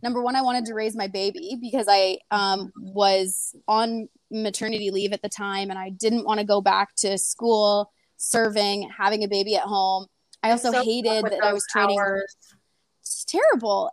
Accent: British Columbia, Canada; also born or lived in Kamloops, British Columbia; I am from BC, Canada. I actually was from like a really, really small town, like growing up

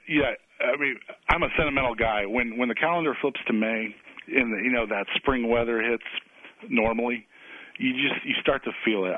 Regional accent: Illinois, United States; also born or lived in Waco, Texas; now in Indianapolis, United States; I grew up in Illinois

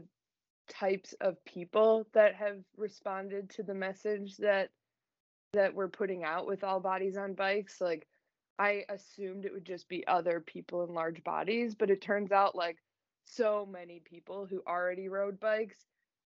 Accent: Chicago, Illinois, United States; I grew up in the suburbs of Chicago

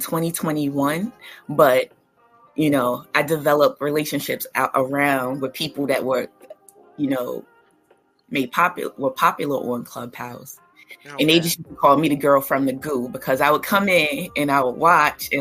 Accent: Newark, New Jersey, United States; moved away; I am a Newark, New Jersey native, born and raised

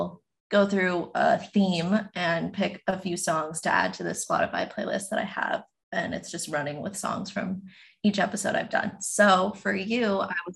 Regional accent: New York, United States; moved away as an adult; now in Los Angeles, United States; growing up in New York, I never thought I would be able to move this far away from home by myself

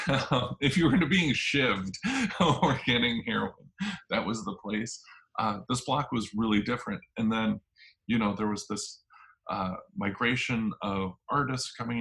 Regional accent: Minneapolis, Minnesota, United States; I was born and raised in Northeast

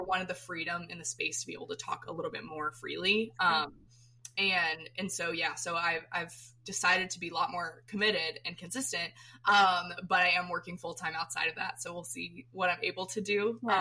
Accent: Florida, United States; I'm from Florida, so my my um, all my family grew up in Maine before my mom was born

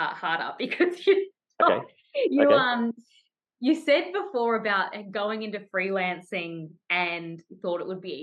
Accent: Tasmania, Australia; I grew up in Tasmania.

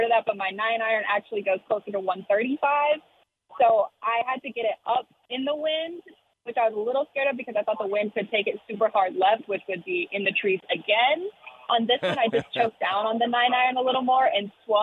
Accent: Iowa, United States; moved away as an adult; now in Waco, United States; Growing up in Iowa, I did not like the winters

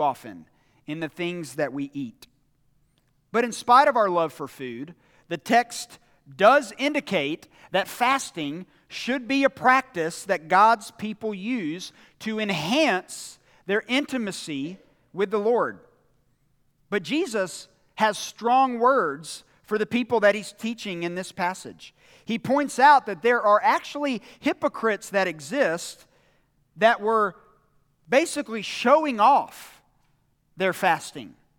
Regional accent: United States; us as American Christians

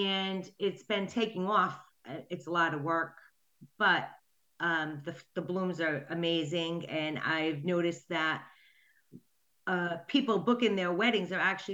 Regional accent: Coventry, Rhode Island, United States; I'm from Rhode Island, Coventry, to be exact.

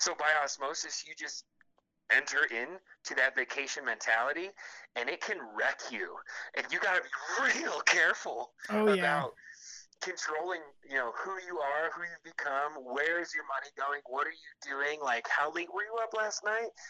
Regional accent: Michigan, United States; now in Telluride, United States; you're from the Midwest, right? And I was like, yeah, Michigan

